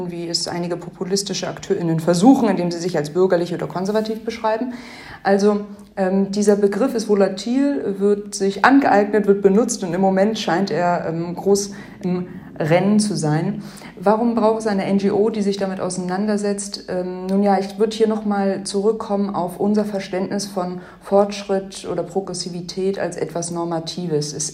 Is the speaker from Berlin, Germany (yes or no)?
no; Hamburg, Germany; Ich bin in Deutschland, in Hamburg groß geworden.